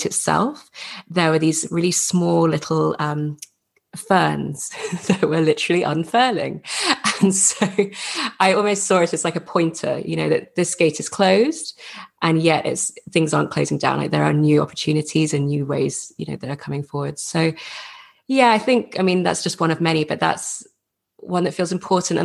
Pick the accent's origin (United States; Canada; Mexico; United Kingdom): United Kingdom; England; with my accent, I grew up in England, went to school in England, and have had an English father